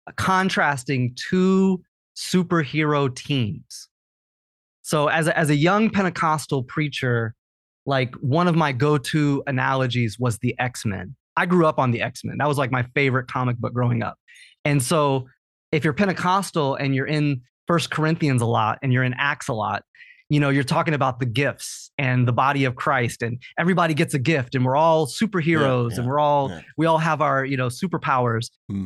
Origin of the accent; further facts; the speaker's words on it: Champaign-Urbana, Illinois, United States; So Champaign-Urbana, I grew up in Champaign-Urbana, which is a campus town. It's probably 100,000 people